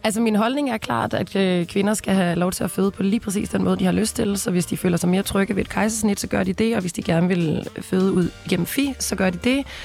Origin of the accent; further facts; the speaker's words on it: Denmark; jeg er jo fra Grænsted